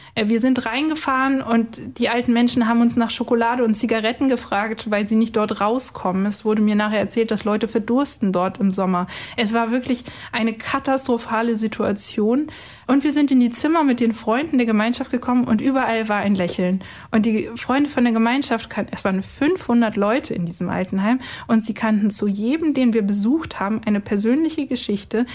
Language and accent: German; Archdiocese of Hildesheim, North Germany, Germany; now in Cologne, Germany; ich nicht gebürtig aus Köln komme, sondern eigentlich aus dem hohen Norden, aus der Nähe von Hamburg, aus dem Erzbistum Hildesheim